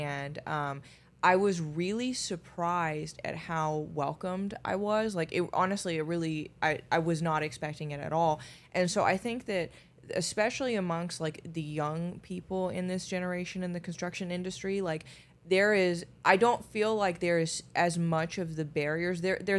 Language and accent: English; Finland; moved away; I mean, I was born in Finland, so yes.